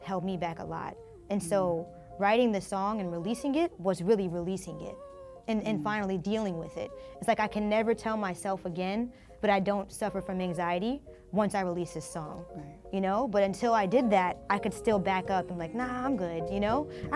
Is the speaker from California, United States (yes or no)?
no; Canton, Ohio, United States; growing up in Canton was interesting, was great